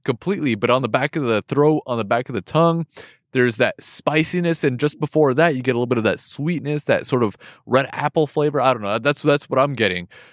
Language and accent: English; West Coast, United States; first language English; I'm from the West Coast